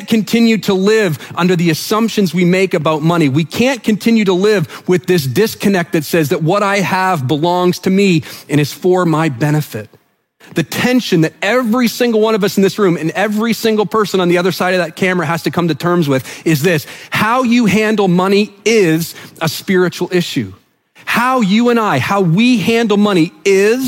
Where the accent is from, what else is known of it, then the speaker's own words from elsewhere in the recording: New Brunswick, Canada; I'm from New Brunswick